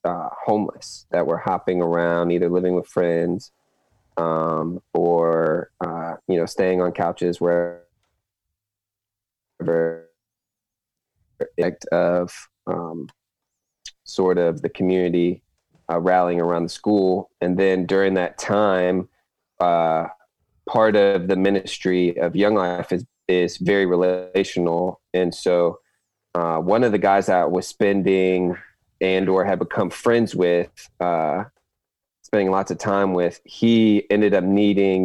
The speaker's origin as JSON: {"language": "English", "town": "Fredericksburg", "region": "Virginia", "country": "United States", "tie": "born or raised there", "moved": "as an adult", "lives_now": "Chesapeake, United States", "said": "From Fredericksburg, actually. So I grew up, I've been in Ferg my whole life"}